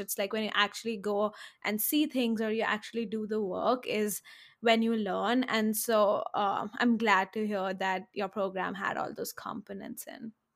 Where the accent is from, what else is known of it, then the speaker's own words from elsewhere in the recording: India; moved away; I come from India